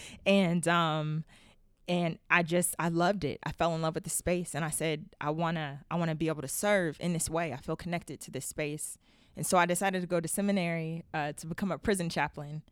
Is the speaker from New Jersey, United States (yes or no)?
no; Youngstown, Ohio, United States; growing up in Youngstown, Ohio.